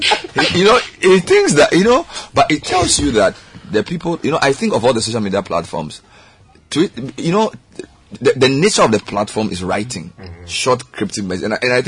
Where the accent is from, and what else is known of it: Ghana